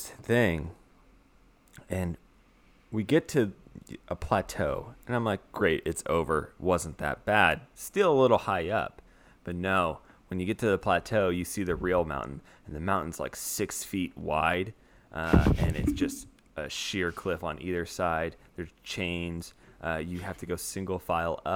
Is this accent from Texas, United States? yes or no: no; Salinas, California, United States; moved away; We come from Salinas, California